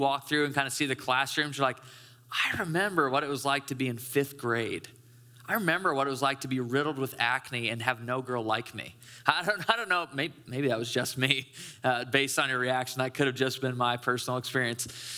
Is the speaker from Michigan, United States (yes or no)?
yes; Caledonia, Michigan, United States; I grew up in West Michigan. I grew up in like rural Caledonia.